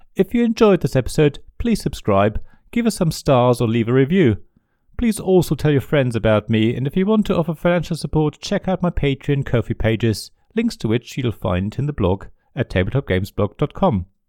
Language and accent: English; West Germany, Germany; As a German growing up in the West